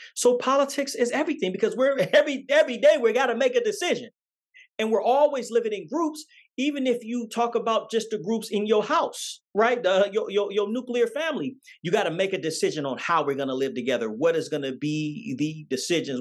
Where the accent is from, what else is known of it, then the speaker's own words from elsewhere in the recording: Oakland, California, United States; also born or lived in Las Vegas, Nevada; I was born in Oakland, California